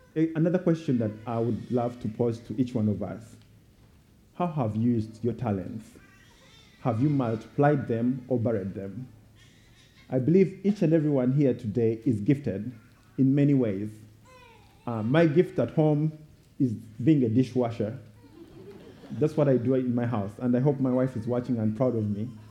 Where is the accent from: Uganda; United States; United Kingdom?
Uganda; I was born and raised in Uganda